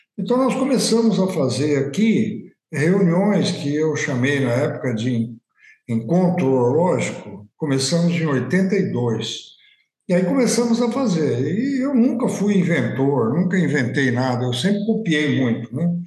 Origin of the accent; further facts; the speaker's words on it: Olímpia, São Paulo, Brazil; moved away; also born or lived in Ribeirão Preto / Botucatu; Saí de Olímpia, uma cidadezinha pequena, 5 mil habitantes, fui para Ribeirão, de Ribeirão fui para Botucatu